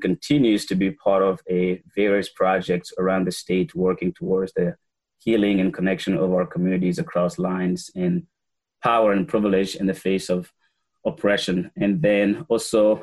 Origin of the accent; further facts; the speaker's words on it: Gabon; now in Waterbury, United States; I was born and raised in Gabon